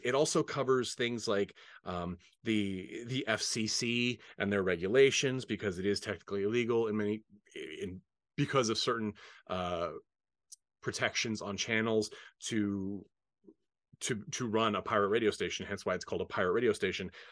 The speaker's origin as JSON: {"language": "English", "town": "Portland", "region": "Oregon", "country": "United States", "tie": "born or raised there", "moved": "yes", "lives_now": "Palm Springs, United States", "said": "I was born in Portland, Oregon, have lots of family in Roseburg"}